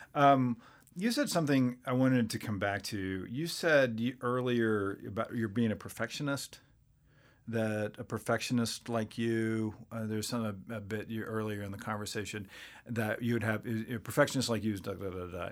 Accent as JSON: {"language": "English", "town": "Waco", "region": "Texas", "country": "United States", "tie": "born or raised there", "said": "I grew up in Waco"}